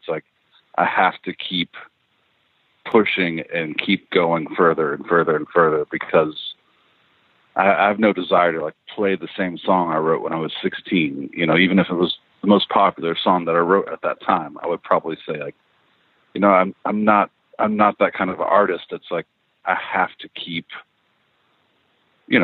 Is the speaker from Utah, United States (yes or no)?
no; Lexington, Kentucky, United States; I was born in Lexington, Kentucky, and then raised. So age 4 to 18 till out of high school, I was there, and it's very rural, you know.